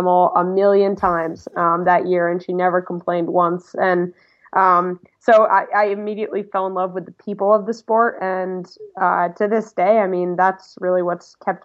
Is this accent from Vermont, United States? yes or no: yes; Vermont, United States; Well, I grew up in Vermont as an alpine ski racer and runner.